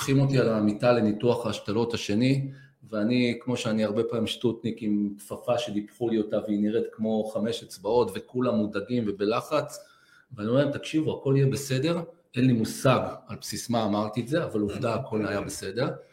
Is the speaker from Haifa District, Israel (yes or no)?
no; Petah Tikva, Central District, Israel; גדלתי בבית שכל היום דיבר על ערכים ונתינה ועל חוסן ועל חוזק, אף פעם לא דיברו איתי על ציונים. ואני חושב שהשילוב, הערכים, החוסן שקיבלתי באותו בית ישן בפתח תקווה